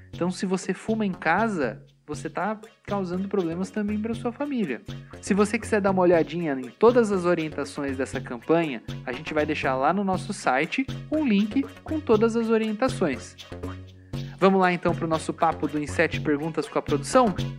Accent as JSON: {"language": "Portuguese", "country": "Brazil", "said": "nós que somos brasileiros"}